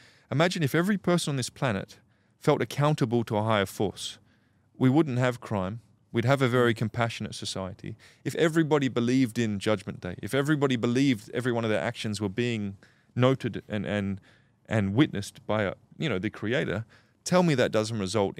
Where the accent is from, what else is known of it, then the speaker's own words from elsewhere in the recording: Australia; As an Aussie